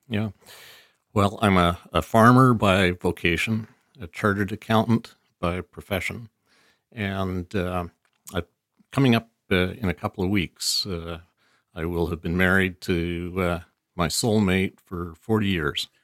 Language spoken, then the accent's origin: English; Vancouver, British Columbia, Canada; born or raised there; also born or lived in Chilliwack / Abbotsford